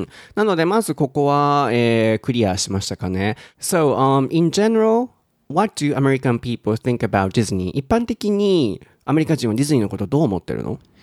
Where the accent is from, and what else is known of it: Kansai, Japan